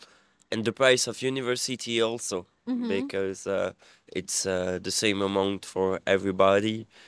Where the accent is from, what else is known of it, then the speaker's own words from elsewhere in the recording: Brussels, Brussels-Capital Region, Belgium; English is a second language; From Brussels.